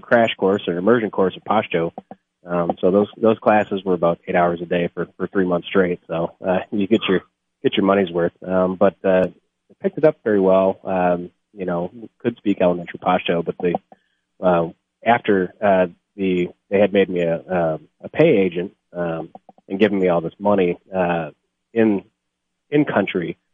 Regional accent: Charlevoix, Michigan, United States; also born or lived in Whitehall, Michigan; I'm from uh, Charlevoix, Michigan originally, graduated from Whitehall, Michigan.

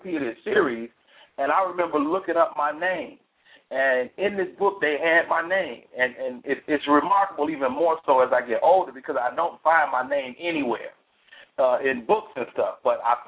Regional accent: Chicago, Illinois, United States; now in Atlanta, United States; I'm from Chicago, but the Bay Area is where I grew up on stage

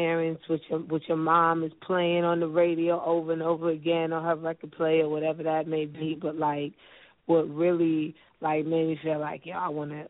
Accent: Mount Vernon, New York, United States; born or raised there

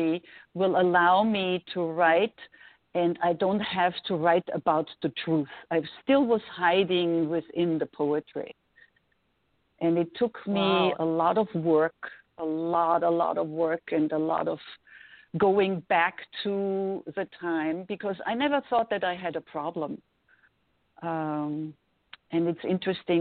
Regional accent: Vienna, Austria; English is a second language; moved away as an adult; also born or lived in New York; now in Los Angeles, United States; I was growing up in Vienna

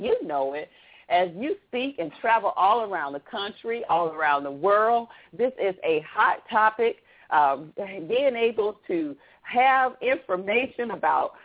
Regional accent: the South, United States; I'm from the South, and we say, where are your people from?

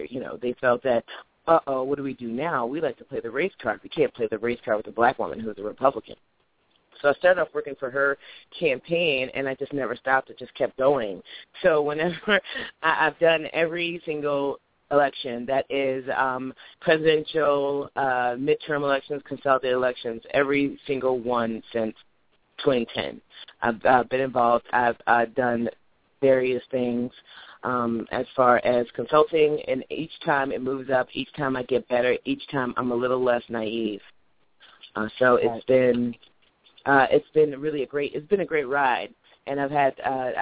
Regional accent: Illinois, United States; I'm from Illinois. I am an elected township trustee in Wheatland Township

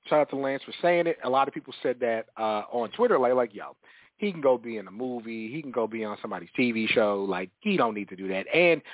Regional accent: New York, United States; Like, girls look better in New York. Music better in New York. Did you know I was from New York?

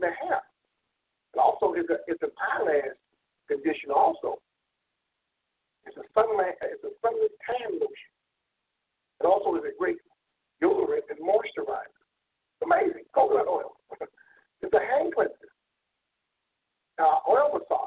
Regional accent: South Florida, United States; Growing up in South Florida, we had coconut trees all over

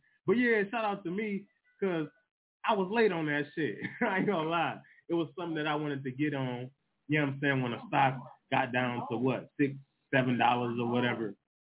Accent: Detroit, Michigan, United States; I'm from Detroit.

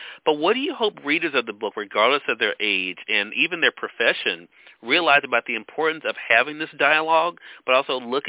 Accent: the South, United States; growing up in the South

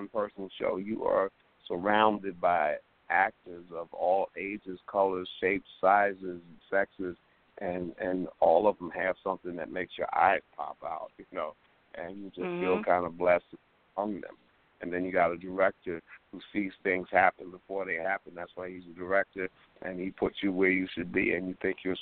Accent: New York City, New York, United States; also born or lived in Harlem, New York City; I'm from Harlem, but, you know, I lived in Harlem when I was born till I was 9, but then I lived in the Bronx from the time I was 9 till I was 18

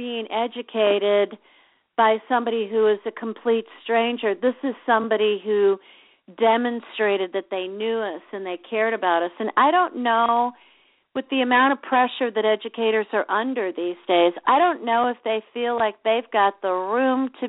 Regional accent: Chicago, Illinois, United States; I grew up in Chicago

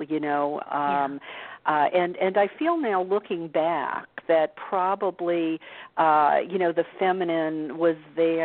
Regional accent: New Orleans, Louisiana, United States; moved away; also born or lived in California; I grew up in the Bible Belt of New Orleans, and most of us were Catholic there

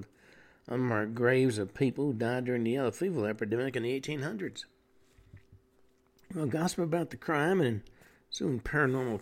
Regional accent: Tennessee, United States; the house I grew up in, which was considered antebellum in design. And the original part of the house was built in 1815. It was a log cabin back in the days when you had to worry about the raiders and what were referred to in Tennessee as Indian attacks.

